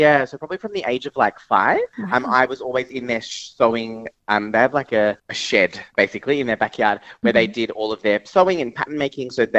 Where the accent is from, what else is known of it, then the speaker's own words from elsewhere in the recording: Geelong, Victoria, Australia; moved away as an adult; also born or lived in London; I grew up in G-Town, Victoria, which is where I'm actually talking to you right now